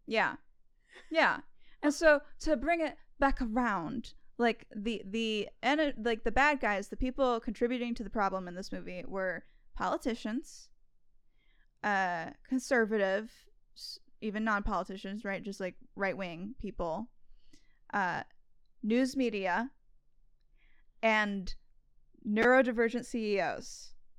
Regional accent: California, United States; growing up in California, right, I spent a lot of my childhood

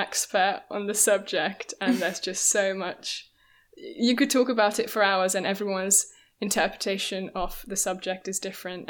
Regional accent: Hungary; now in London, United Kingdom; I'm originally from Hungary, but I'm London-based at the moment.

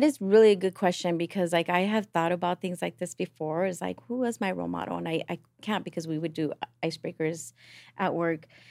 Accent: Los Angeles, California, United States; from East L

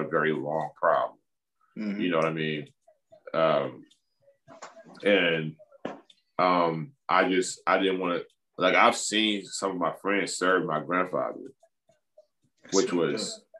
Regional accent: East Cleveland, Ohio, United States; also born or lived in Los Angeles; I'm from East Cleveland

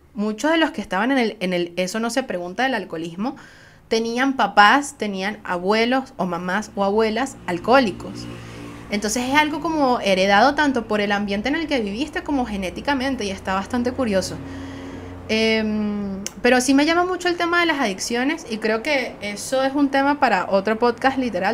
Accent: Venezuela; soy venezolana

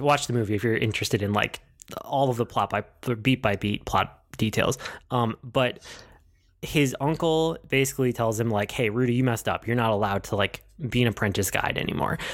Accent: Midwest, United States; I'm from the Midwest, and I'm used to driving everywhere

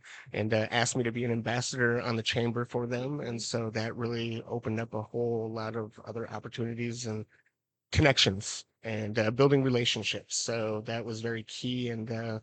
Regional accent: St. Paul, Minnesota, United States; now in Menomonie, United States; I grew up in St. Paul, so I grew up in the big city

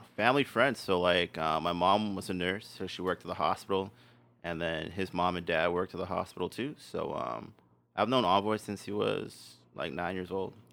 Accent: Winnipeg, Manitoba, Canada; I had elementary in Winnipeg

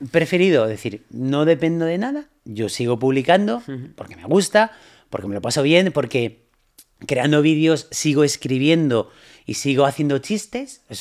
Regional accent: Ponteareas, Galicia, Spain; llamar a, por la cabina telefónica a la radio de mi pueblo, de, Pontareas, de, o sea

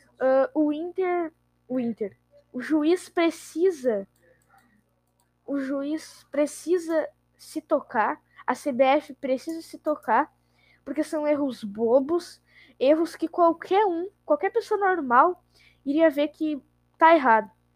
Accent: Rio Grande do Sul, Brazil; eu sou gaúcho

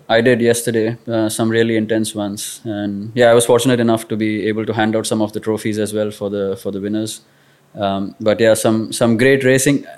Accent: Kolhapur, Maharashtra, India; growing up in Kolhapur

